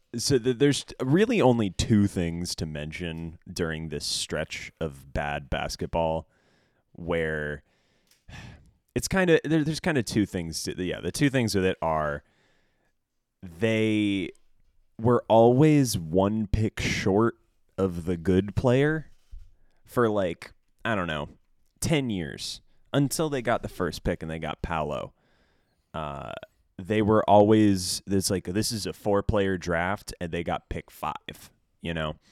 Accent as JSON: {"language": "English", "town": "Orlando", "region": "Florida", "country": "United States", "tie": "born or raised there", "also_born_or_lived": "Miami", "said": "I'm from Orlando. I grew up in Orlando, uh, and a little bit of time in, in Miami, but mostly Orlando"}